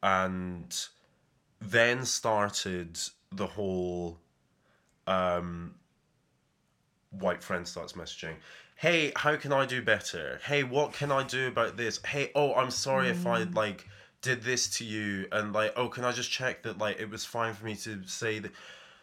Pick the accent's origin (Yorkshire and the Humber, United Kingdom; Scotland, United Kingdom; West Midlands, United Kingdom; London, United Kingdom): Scotland, United Kingdom; Edinburgh; Growing up in Edinburgh